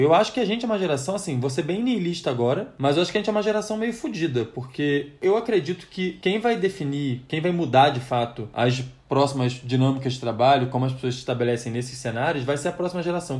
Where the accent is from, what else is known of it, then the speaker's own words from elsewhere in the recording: Rio de Janeiro, Brazil; now in São Paulo, Brazil; a gente é do Rio de Janeiro, a gente vem morar aqui em São Paulo